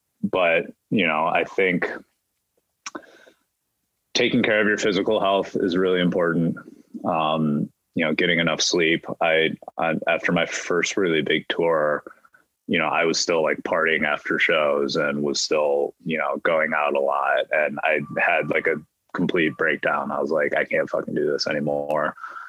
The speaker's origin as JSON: {"language": "English", "region": "Midwest", "country": "United States", "said": "I was doubly skeptical of therapy because I'm from the Midwest and I'm Asian, right?"}